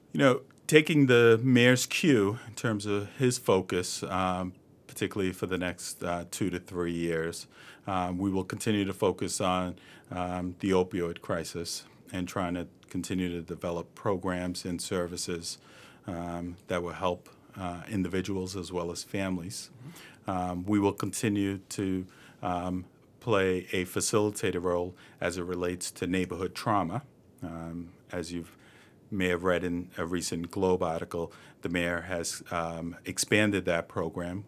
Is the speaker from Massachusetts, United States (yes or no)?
yes; Boston, Massachusetts, United States; I was born and raised in East Boston